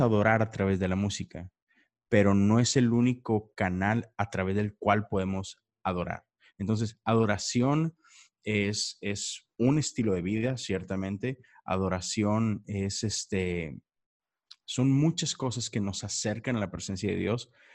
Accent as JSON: {"language": "Spanish", "town": "Monterrey", "region": "Nuevo León", "country": "Mexico", "moved": "yes", "lives_now": "Houston, United States", "said": "yo estoy en, Houston, Texas, pero soy de Monterrey, México."}